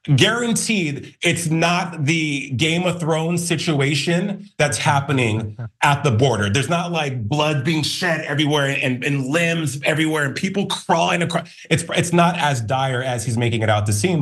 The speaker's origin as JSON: {"language": "English", "town": "Albuquerque", "region": "New Mexico", "country": "United States", "said": "I'm from Albuquerque, New Mexico"}